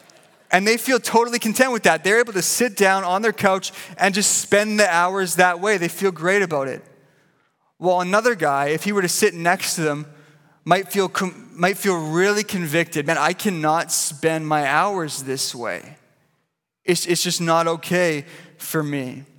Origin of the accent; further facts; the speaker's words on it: Vancouver, British Columbia, Canada; You know, I grew up here in Vancouver, and I grew up going to a little church called Pilgrim Baptist.